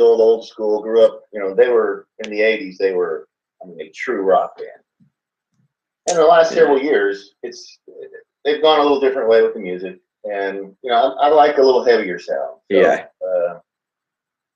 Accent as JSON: {"language": "English", "town": "Sugar Land", "region": "Texas", "country": "United States", "said": "I'm from Texas. The city is Sugar Land, about 20 minutes outside of Houston"}